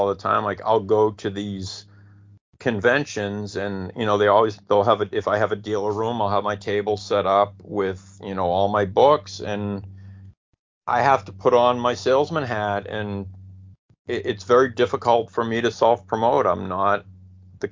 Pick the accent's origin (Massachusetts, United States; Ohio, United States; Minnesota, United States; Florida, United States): Massachusetts, United States; Malden; now in Arizona, United States; I grew up in Malden, Massachusetts